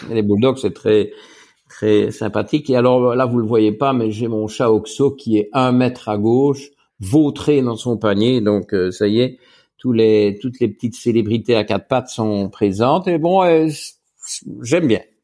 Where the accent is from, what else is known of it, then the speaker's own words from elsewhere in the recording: Wallonia, Belgium; also born or lived in Luxembourg; je suis belge et belge francophone et donc wallon